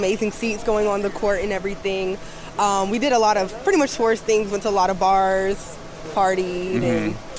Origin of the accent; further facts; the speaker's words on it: New York, United States; now in San Diego, United States; I'm from New York, and I'm also stationed in San Diego.